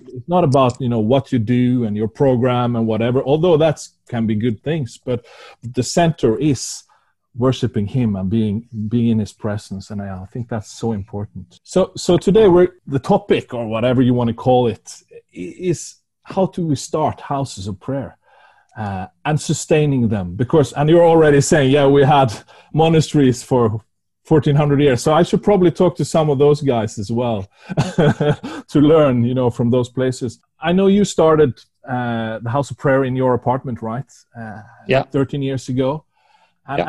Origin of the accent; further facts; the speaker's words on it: Norway; first language Norwegian; English is a second language; My first language is Norwegian